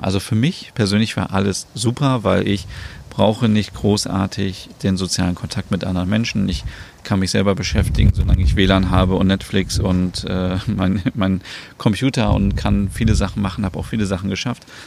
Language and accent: German; Germany; bei uns in Deutschland